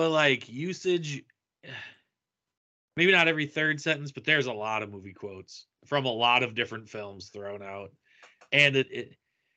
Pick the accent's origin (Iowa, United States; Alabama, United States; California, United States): Iowa, United States; from being from Iowa